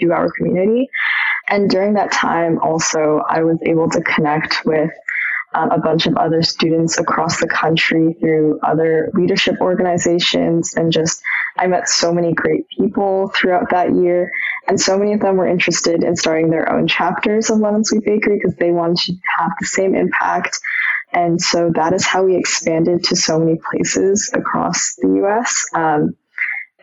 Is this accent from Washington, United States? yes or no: yes; Seattle, Washington, United States; I'm from Seattle